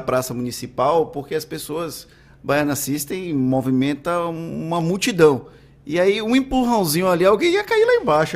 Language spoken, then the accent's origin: Portuguese; Valença, Bahia, Brazil; now in Salvador, Brazil; Eu sou do interior, eu sou de Valença